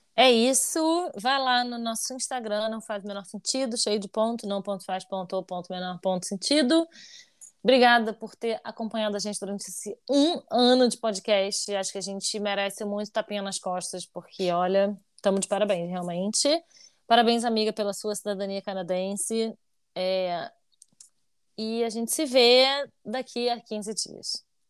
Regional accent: Brazil; moved away; enquanto brasileiros

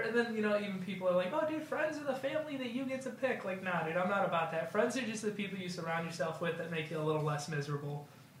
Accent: Plainfield, Illinois, United States; I'm from Plainfield, Illinois

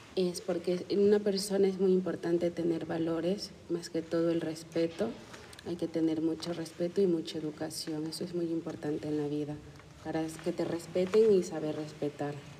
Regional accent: Ecuador; first language Spanish; moved away; De Ecuador

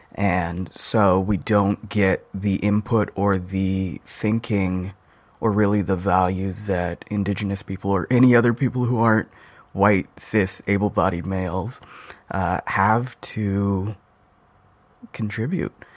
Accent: Albuquerque, New Mexico, United States; now in Seattle, United States; I'm originally from Albuquerque, New Mexico

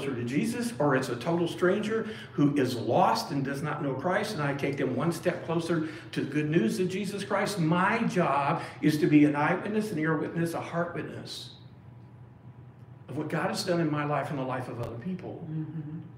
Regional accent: Springfield, Illinois, United States; moved away; I'm from Springfield, Illinois, originally. That's where I was born and raised for a period of time

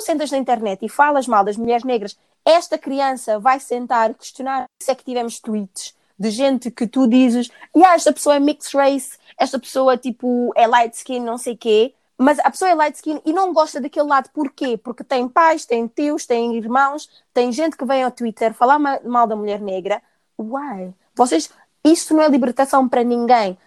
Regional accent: Portugal; eu cresci em Portugal

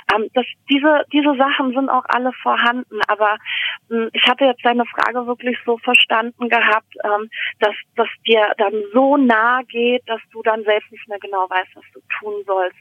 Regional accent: Germany; bei uns in Deutschland

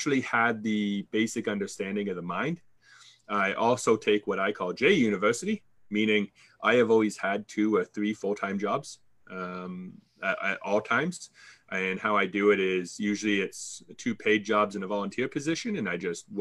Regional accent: Canada; accent: Canadian; I'm Canadian, so fellow Canadians hear my accent, but other countries do not.

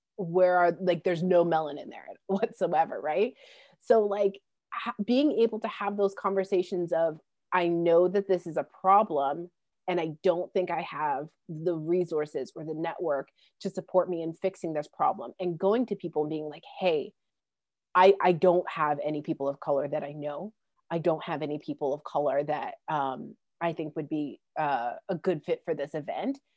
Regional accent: Calgary, Alberta, Canada; Calgary, which is my hometown in, in Alberta

